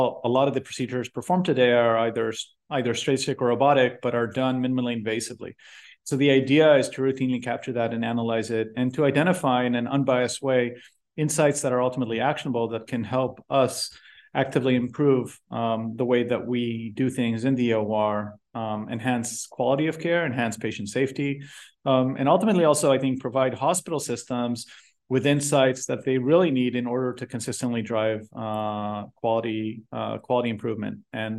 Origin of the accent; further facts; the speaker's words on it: Israel; I was born and raised in Israel. Did my MD PhD there.